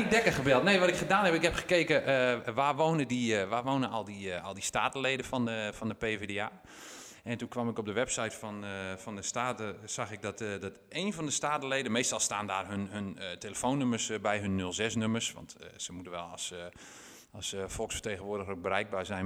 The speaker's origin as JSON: {"language": "Dutch", "town": "Winschoten", "region": "Groningen", "country": "Netherlands", "tie": "born or raised there", "said": "ik, ben geboren en getogen in Winschoten"}